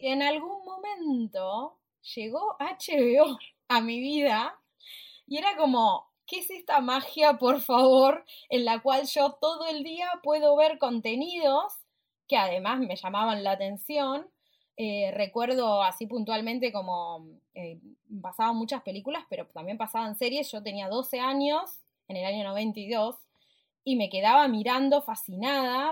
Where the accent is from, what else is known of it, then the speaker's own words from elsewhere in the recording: Puerto Madryn, Chubut, Argentina; moved away; Yo crecí en Puerto Madryn, en el sur del país